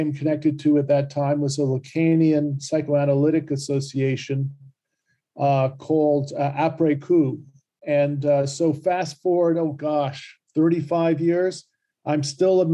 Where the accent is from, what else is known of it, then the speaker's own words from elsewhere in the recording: New York City, New York, United States; I'm from New York City